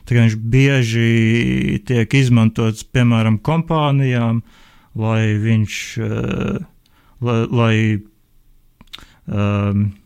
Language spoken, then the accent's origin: Latvian; Liepāja, Latvia; es pats esmu no Liepājas